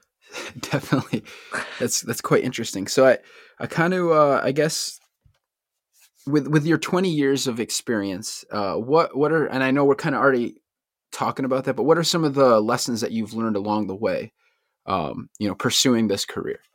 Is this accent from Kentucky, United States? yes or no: no; Bristol, Connecticut, United States; one thing about Connecticut, I'm born and raised, it's, like, we have so many different, like, subcultures. Like, every town is so different. I'm from Bristol